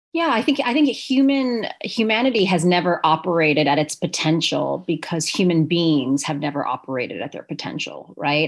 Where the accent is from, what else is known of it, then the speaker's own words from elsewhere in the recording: New York City, New York, United States; I went to an all girls high school in New York City